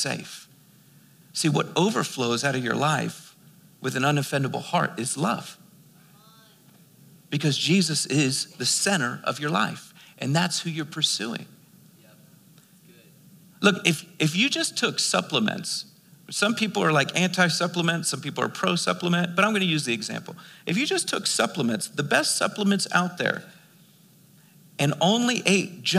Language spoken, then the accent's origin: English; Philadelphia, Pennsylvania, United States; now in Albuquerque, United States; I was born and raised in Philadelphia.